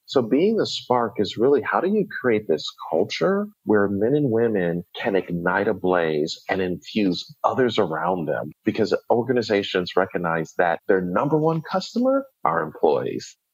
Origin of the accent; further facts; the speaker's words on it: Buffalo, New York, United States; moved away as an adult; also born or lived in Atlanta, Georgia; I grew up in Buffalo, New York, went to Morehouse College in Atlanta, Georgia